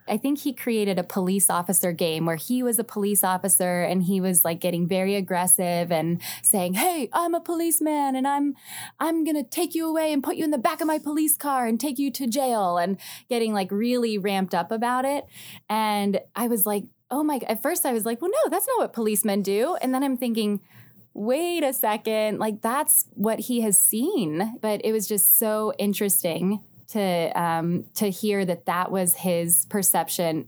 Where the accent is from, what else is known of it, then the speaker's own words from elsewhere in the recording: Youngstown, Ohio, United States; now in Cincinnati, United States; I'm from the Youngstown area originally